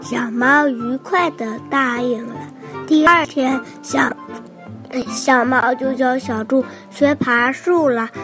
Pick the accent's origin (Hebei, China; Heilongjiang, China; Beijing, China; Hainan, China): Hebei, China; Shijiazhuang; 今年六岁了。我来自河北，石家庄